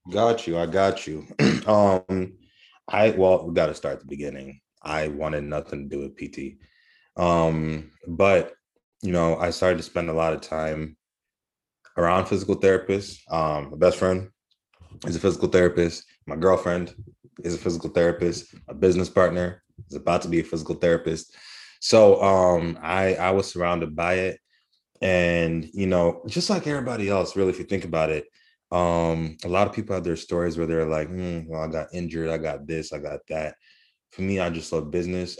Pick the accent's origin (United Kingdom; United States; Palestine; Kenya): Kenya; I'm Kenyan